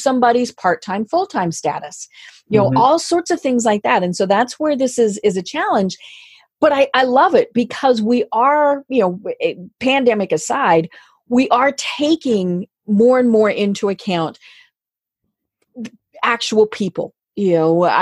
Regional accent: Colorado, United States; moved away; I'm from Colorado. Now, I don't live there now

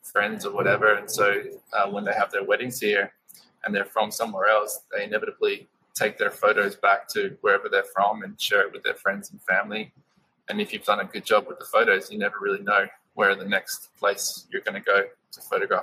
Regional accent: Australia; moved away as an adult; now in United States; My wife Amanda is American, I'm Australian

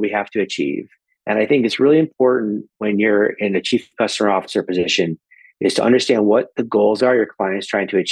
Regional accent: Syracuse, New York, United States; I grew up in Syracuse, New York

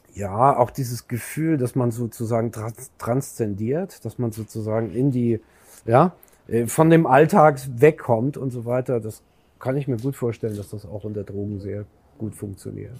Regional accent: Germany; sind wir Deutsche

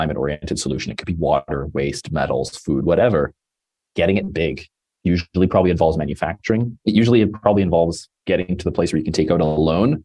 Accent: Toronto, Ontario, Canada; now in Los Angeles, United States; I live in LA and I'm from Toronto.

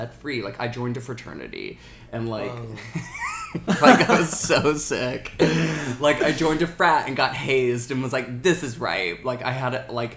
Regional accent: Alabama, United States; I grew up in Alabama

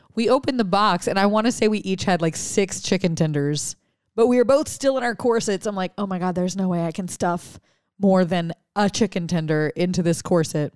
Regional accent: Louisiana, United States; I'm from Louisiana

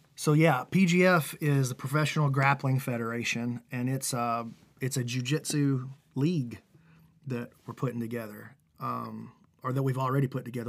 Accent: Alabama, United States; I'm, we're from Alabama

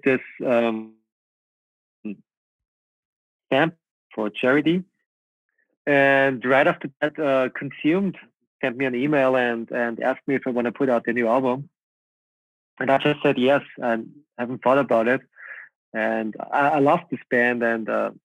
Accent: Linz, Upper Austria, Austria; born or raised there

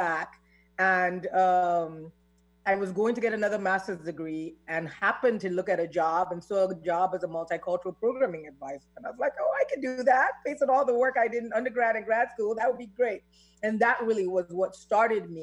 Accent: Nigeria; moved away as an adult; also born or lived in Michigan; now in United States; I'm Nigerian, I'm a bicultural immigrant

